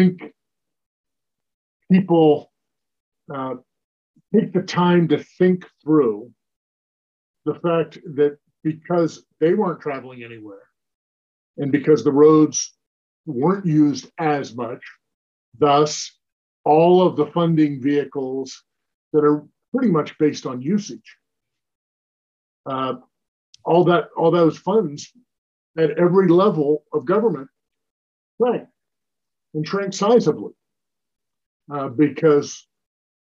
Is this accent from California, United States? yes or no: no; Central Pennsylvania, United States; I was born and raised in Pennsylvania, and in fact, Central Pennsylvania